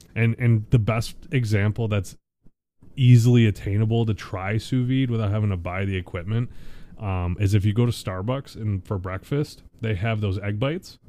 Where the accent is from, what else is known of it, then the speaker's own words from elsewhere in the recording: Buffalo, New York, United States; moved away; we're from the Buffalo area originally